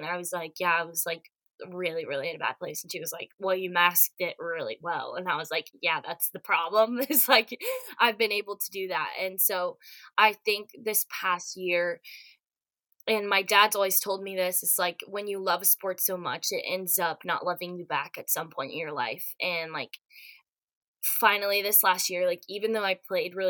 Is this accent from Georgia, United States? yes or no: yes; Atlanta, Georgia, United States; moved away as an adult; now in Florida, United States; I'm originally from Atlanta, so I'll be moving back home